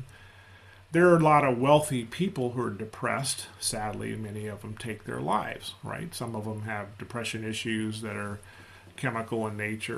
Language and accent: English; United States; I'm an American. I'm a Black American